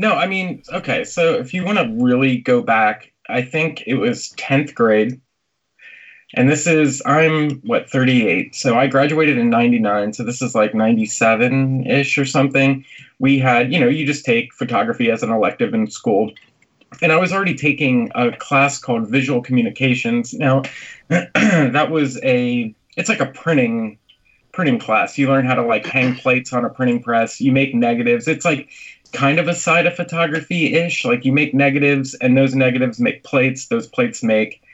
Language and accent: English; Lebanon, Pennsylvania, United States; moved away as an adult; now in Nashville, United States; I'm from Lebanon, and everyone calls it Lebanon